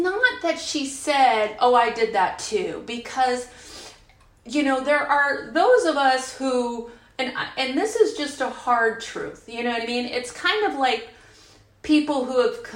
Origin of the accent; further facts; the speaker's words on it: San Francisco Bay Area, California, United States; I'm from the San Francisco Bay Area, and I was in San Francisco in the 90s